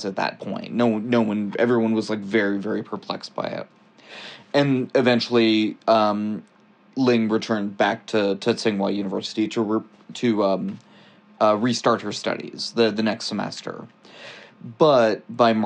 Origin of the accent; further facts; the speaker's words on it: Texas, United States; I'm also from Texas